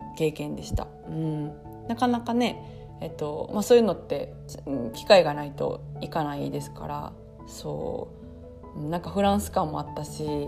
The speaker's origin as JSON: {"language": "Japanese", "region": "Osaka", "country": "Japan", "tie": "born or raised there", "said": "私、えっと、大阪出身"}